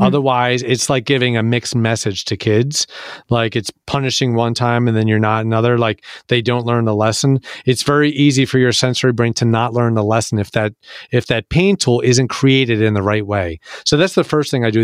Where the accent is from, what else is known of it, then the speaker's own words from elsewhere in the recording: Philadelphia, Pennsylvania, United States; I'm from Philadelphia